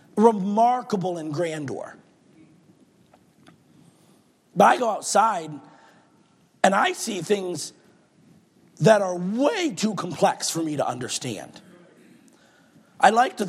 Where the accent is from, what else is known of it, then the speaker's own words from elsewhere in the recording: Michigan, United States; moved away; Growing up in Michigan